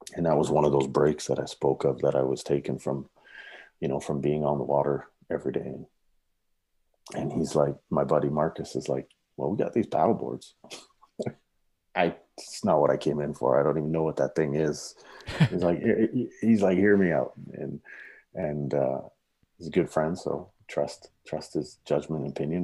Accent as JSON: {"language": "English", "town": "Saskatoon", "region": "Saskatchewan", "country": "Canada", "tie": "born or raised there", "moved": "as an adult", "lives_now": "Canmore, Canada", "said": "growing up in the prairies, I grew up in Saskatoon"}